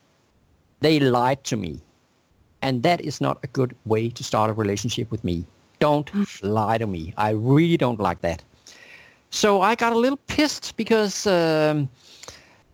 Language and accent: English; Denmark; moved away as an adult; also born or lived in New York City, United States; I moved to from Denmark to the U.S. to New York City